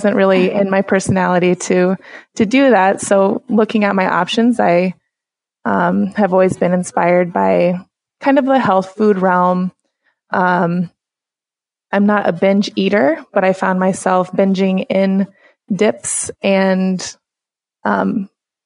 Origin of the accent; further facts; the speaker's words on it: United States; I was born and raised in the Siouxland area